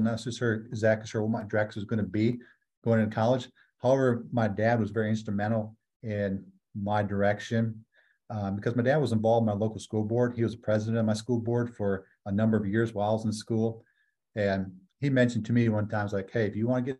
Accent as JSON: {"language": "English", "town": "Colby", "region": "Wisconsin", "country": "United States", "tie": "born or raised there", "said": "I was born and raised in America's Dairyland, Wisconsin, right about the middle of the state in dairy farm country."}